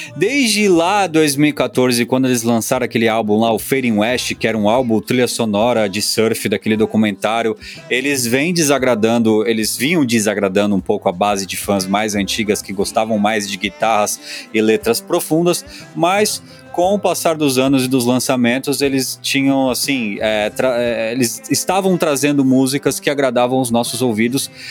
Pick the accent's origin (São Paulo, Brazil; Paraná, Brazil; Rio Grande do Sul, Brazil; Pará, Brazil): São Paulo, Brazil; eu sou paulista